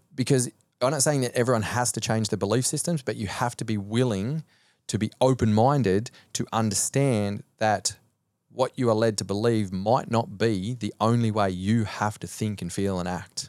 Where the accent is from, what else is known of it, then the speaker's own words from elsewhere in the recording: Cobar, New South Wales, Australia; moved away as an adult; also born or lived in Sweden; now in Gold Coast, Australia; growing up in Cobar until I was almost eighteen years old